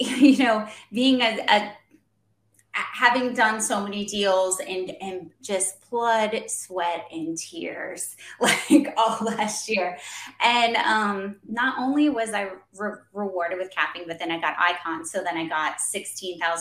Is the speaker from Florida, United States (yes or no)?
yes; Florida, United States; I'm originally from Florida